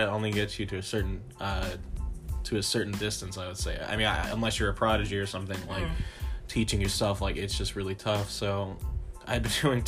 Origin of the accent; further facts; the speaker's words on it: Fort Worth, Texas, United States; I'm from Fort Worth, okay. Texas, first of all, and I went to Wedgwood Sixth Grade Center for sixth grade and started band there, and then Wedgwood Middle School, which is just a block from my house, my parents' house